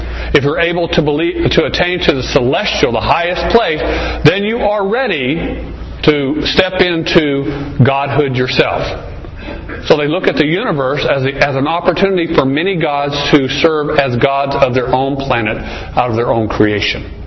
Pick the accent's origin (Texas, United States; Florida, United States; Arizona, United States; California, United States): Arizona, United States; I was raised here in Arizona.